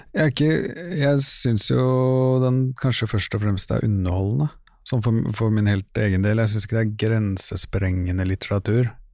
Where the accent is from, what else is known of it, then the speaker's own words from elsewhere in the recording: Oslo, Norway; moved away; jeg er fra Stovner. Ja. Jeg bor jo ikke på Stovner